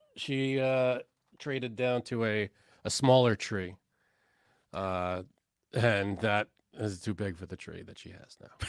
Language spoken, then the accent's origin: English; New York City, New York, United States; I am from Canarsie